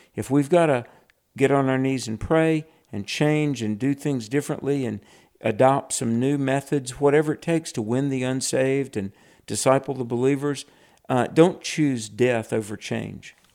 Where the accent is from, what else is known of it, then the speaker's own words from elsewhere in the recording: North Carolina, United States; my home state of North Carolina